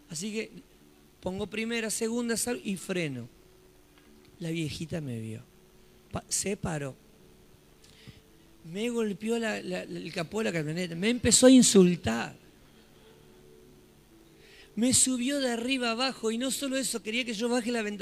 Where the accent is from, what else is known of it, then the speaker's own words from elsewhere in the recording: Solano, Buenos Aires Province, Argentina; nosotros que somos de Solano, lo que es Solano, en esos días la ciudad estaba desierta